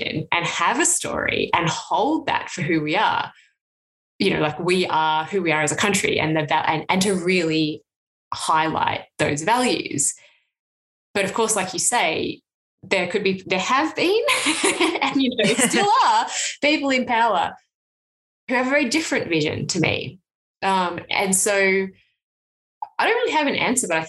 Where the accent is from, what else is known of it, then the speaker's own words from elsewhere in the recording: Canberra, Australian Capital Territory, Australia; now in Hobart, Australia; I grew up in Canberra where there's no billboard